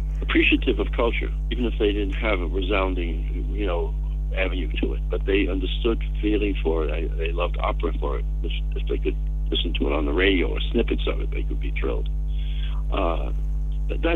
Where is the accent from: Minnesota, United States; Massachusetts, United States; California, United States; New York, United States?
New York, United States; New York City; I was born in New York City, but not even New York City, in the Bronx, which was its own world, its own system of behavior and thought and food.